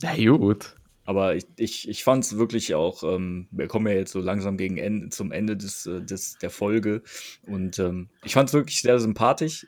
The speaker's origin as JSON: {"language": "German", "town": "Krefeld", "region": "North Rhine-Westphalia", "country": "Germany", "said": "uns Krefeldern"}